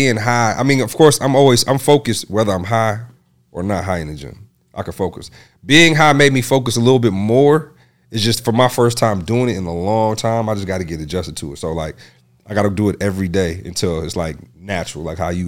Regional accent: Lansing, Michigan, United States; moved away; I'm originally from Lansing

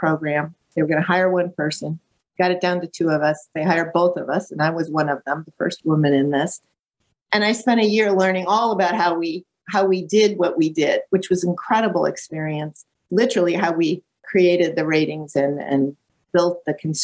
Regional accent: Lake Geneva, Wisconsin, United States; growing up in Lake Geneva, Wisconsin, which is a really beautiful small town between Milwaukee and Chicago

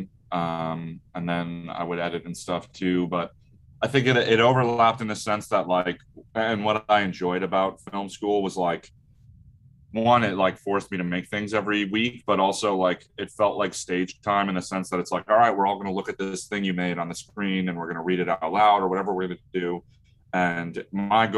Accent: Brick, New Jersey, United States; I'm from Brick, New Jersey

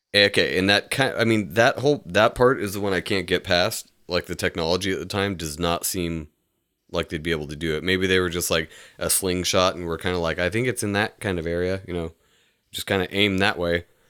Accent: United States; we're American

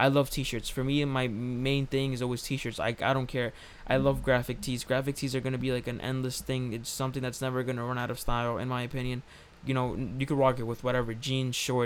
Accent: New York City, New York, United States; we're from New York City

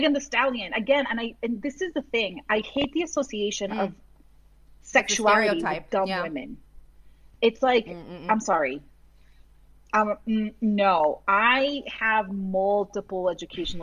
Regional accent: Massachusetts, United States; I grew up in Massachusetts and I went to school in Massachusetts

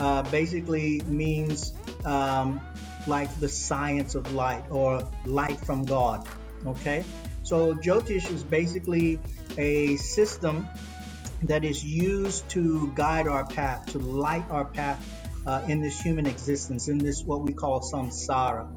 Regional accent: United States; now in Sydney, Australia; I grew up in North America, in the United States

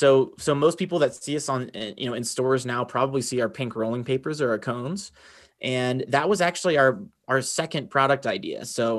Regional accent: Roanoke, Virginia, United States; Born and bred in Roanoke, Virginia, which is a Southwest Virginia.

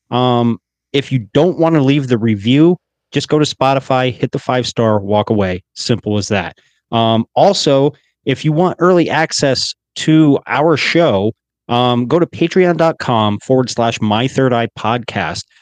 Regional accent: Pennsylvania, United States; my home state

